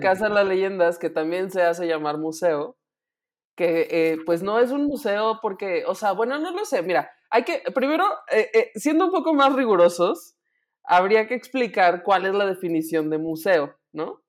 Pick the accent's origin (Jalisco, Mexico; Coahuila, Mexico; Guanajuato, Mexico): Guanajuato, Mexico; noticias de mi tierra